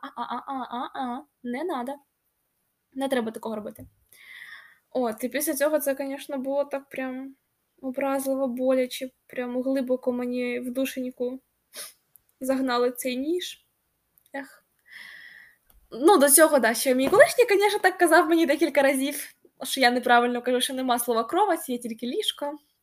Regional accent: Kharkiv, Kharkiv Oblast, Ukraine; Ukrainian is a second language; also born or lived in Kyiv; я харків'янка.

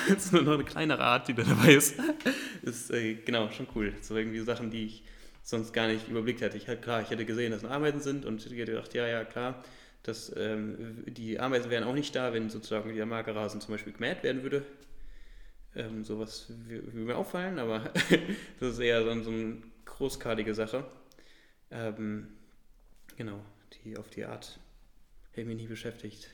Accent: Göttingen, Lower Saxony, Germany; ich komme ja aus Göttingen

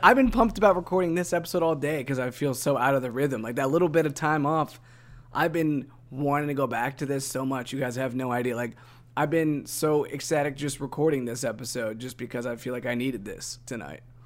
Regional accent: Northeast Ohio, United States; now in Tennessee, United States; growing up in Northeast Ohio, in which it's really cloudy and we don't see a whole lot of sun

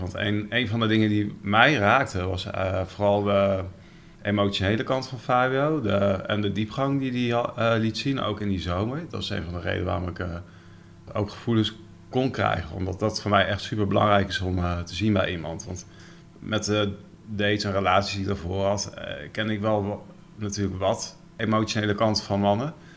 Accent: Netherlands; ik ben ook Nederlander

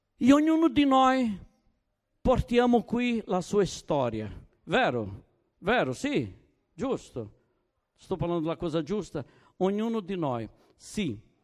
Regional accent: Brazil; Italian is a second language; also born or lived in Naples, Italy; now in Turin, Italy

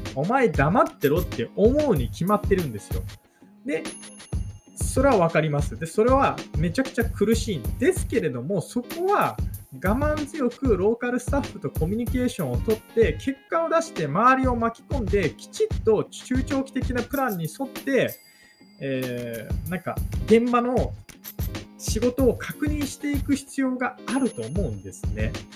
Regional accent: Japan; now in Taiwan; 実績も何もないような日本人の僕が

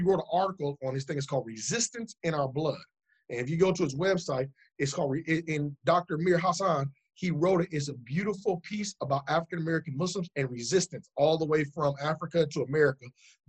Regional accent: England, United Kingdom; I had some partners from England. I'm from England.

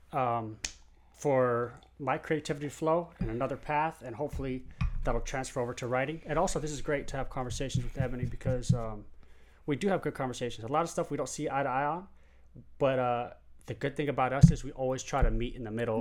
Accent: San Diego, California, United States; I'm from San Diego

